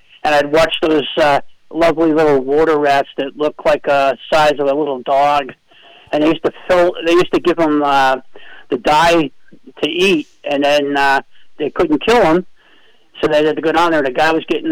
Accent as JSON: {"language": "English", "town": "Manchester", "region": "New Hampshire", "country": "United States", "tie": "born or raised there", "said": "I'm born and raised in Manchester"}